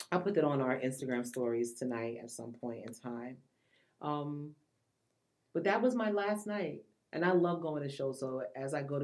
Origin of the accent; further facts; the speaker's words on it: New York City, New York, United States; I am from Queens